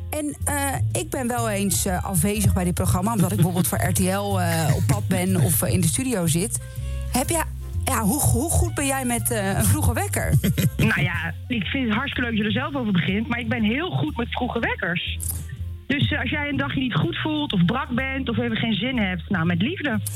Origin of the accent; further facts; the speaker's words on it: Gouda, South Holland, Netherlands; accent: Rotterdamse; ik ben natuurlijk opgegroeid in Gouda